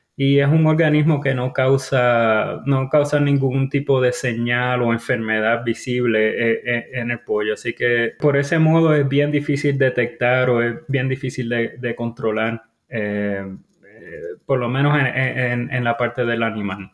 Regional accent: Mayagüez, Puerto Rico; moved away as an adult; also born or lived in North Carolina, United States; now in United States; Originalmente soy, eh, Puerto Rico, eh, yo me crié en el área de Mayagüez, Puerto Rico

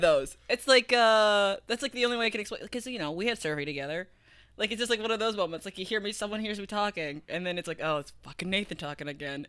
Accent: Fort Wayne, Indiana, United States; I'm with my friends in my hometown

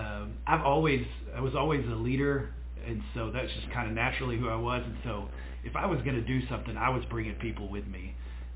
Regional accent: Duncan, Oklahoma, United States; also born or lived in Lindsay, Oklahoma / Norman, Oklahoma; we moved to Duncan when I was in first grade, is when we moved to Duncan, and so I grew up there in Duncan, Oklahoma

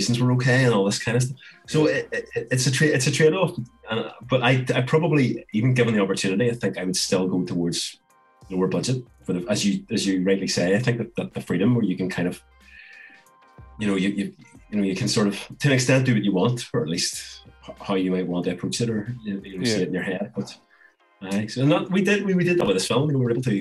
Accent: Belfast, Northern Ireland, United Kingdom; I'm a filmmaker from Belfast

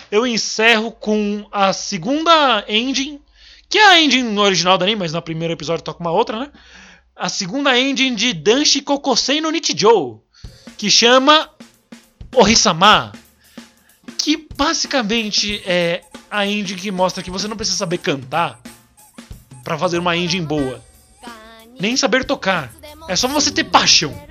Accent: Ceará, Brazil; Eu sou cearense.

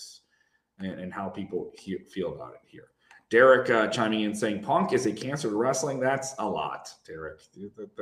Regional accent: Chicago, Illinois, United States; I'm from Chicago

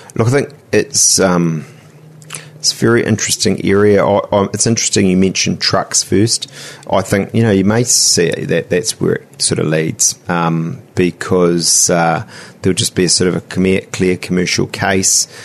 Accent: Auckland, New Zealand; I'm a am uh, a Westie uh, from Te

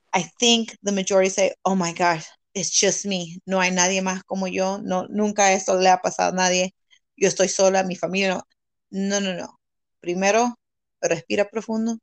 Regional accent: California, United States; moved away; I'm from California

